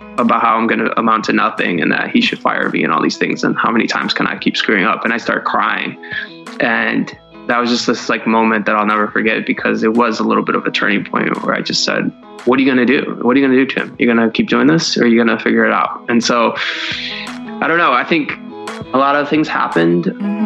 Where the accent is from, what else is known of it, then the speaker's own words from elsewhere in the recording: Cleveland, Ohio, United States; I grew up in Cleveland, Ohio.